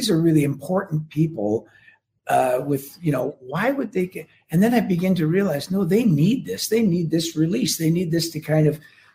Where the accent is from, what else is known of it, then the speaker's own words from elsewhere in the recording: Canada; as a Canadian